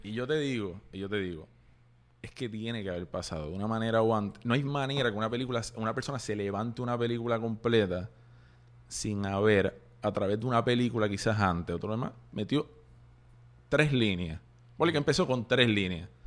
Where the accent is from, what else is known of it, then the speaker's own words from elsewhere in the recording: Puerto Rico; nosotros como puertorriqueños